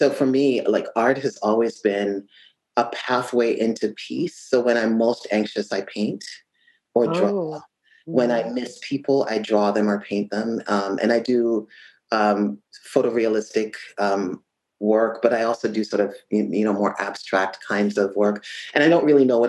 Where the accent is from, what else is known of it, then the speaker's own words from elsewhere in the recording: Jamaica; I grew up in Jamaica